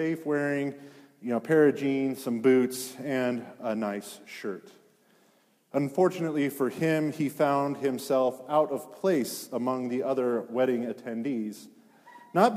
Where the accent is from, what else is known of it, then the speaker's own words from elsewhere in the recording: Granby, Colorado, United States; Granby, it's where I grew up.